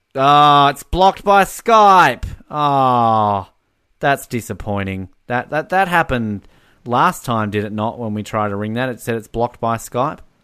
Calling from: New Zealand; I'm calling this from New Zealand

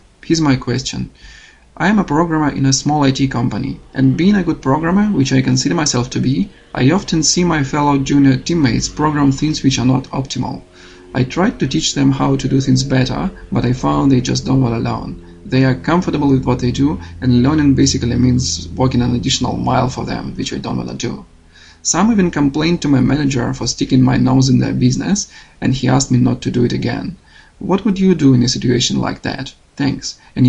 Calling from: Melbourne, Victoria, Australia; I'm calling from Melbourne, Australia.

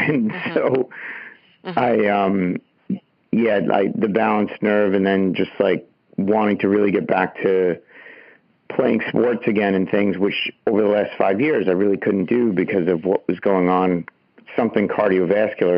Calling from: Long Island, New York, United States; I'm calling from Long Island in New York

